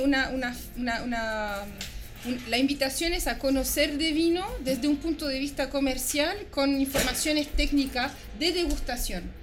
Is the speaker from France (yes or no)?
yes; France; moved away as an adult; now in Chile; yo, como se puede apreciar en mi acento, yo, nací y crecí afuera, en Francia, de padre chileno